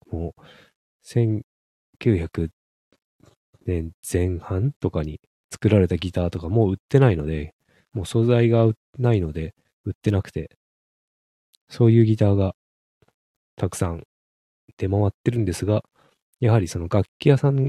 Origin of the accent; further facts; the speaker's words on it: Hakodate, Hokkaido, Japan; まあ、北海道の、まあ、函館の方の出身なんでね